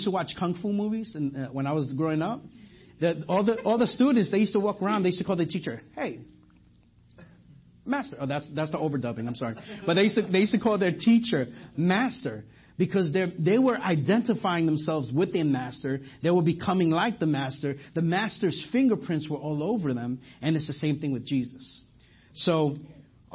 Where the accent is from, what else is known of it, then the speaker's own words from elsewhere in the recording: New York, United States; accent: New York; now in Garland, United States; I'm from New York. You know, it's not. I'm from. If you didn't hear my accent, let me just say coffee, and then you guys know that from there. So I'm from New York